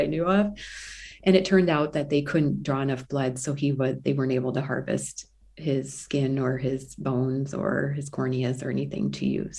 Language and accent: English; Midwest, United States; I'm from the Midwest.